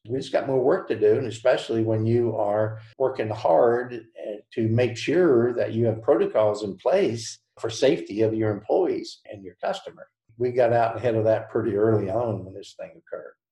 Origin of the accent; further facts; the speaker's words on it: the South, United States; accent: Southern; with the Southern tongue